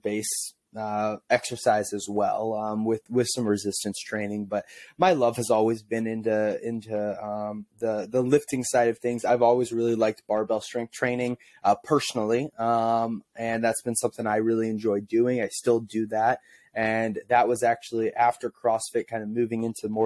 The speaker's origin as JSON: {"language": "English", "region": "Illinois side of St. Louis", "country": "United States", "tie": "born or raised there", "also_born_or_lived": "Missouri", "said": "I grew up in Illinois, on the Illinois side of the river in St. Louis."}